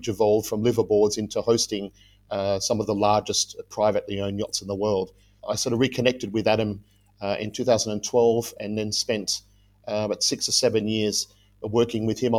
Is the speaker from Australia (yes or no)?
yes; Western Australia, Australia; moved away as an adult; also born or lived in Rhodesia; now in Yangon, Myanmar; I was born in Western Australia. I spent a bit of time in Rhodesia when I was younger.